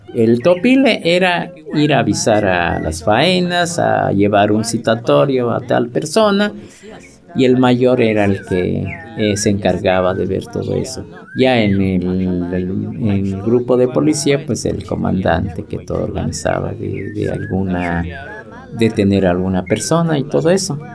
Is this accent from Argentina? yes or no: no; Mexico; vengo de la comunidad de Coctapanaloya.